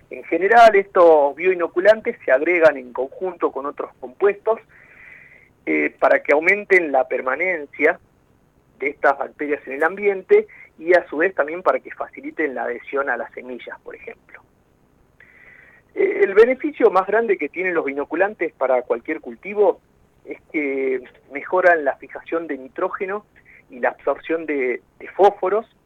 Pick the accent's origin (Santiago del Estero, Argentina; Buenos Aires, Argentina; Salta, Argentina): Salta, Argentina; also born or lived in Tucumán; now in Esquel, Argentina; yo soy nacido en Salta ¿sí? Este, pero antes de mi llegada eh, acá a Esquel, eh, estaba radicado viviendo